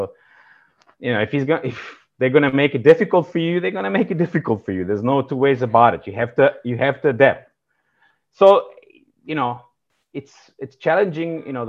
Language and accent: English; Rijeka, Primorje-Gorski Kotar County, Croatia; born there; also born or lived in Serbia / South Africa / London; I was born in Rijeka in Croatia, lived in Serbia, emigrated to South Africa